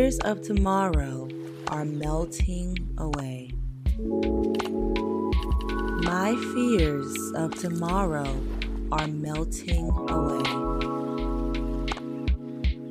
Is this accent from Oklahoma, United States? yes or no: no; St. Francisville, Louisiana, United States; moved away as an adult; now in Los Angeles, United States; I'm from St. Francisville, Louisiana, and I currently live out in Los Angeles, California, pursuing my acting career.